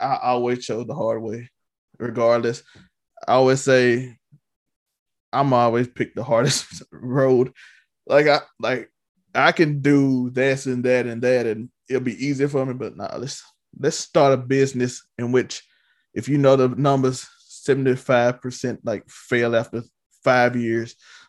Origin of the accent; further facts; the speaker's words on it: Mississippi, United States; Let me just do something in Mississippi.